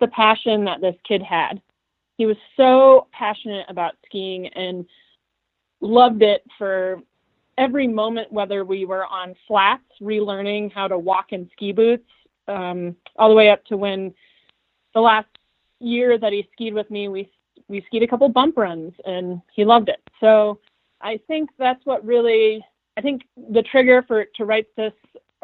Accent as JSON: {"language": "English", "town": "Big Sky", "region": "Montana", "country": "United States", "tie": "born or raised there", "said": "I grew up in Big Sky"}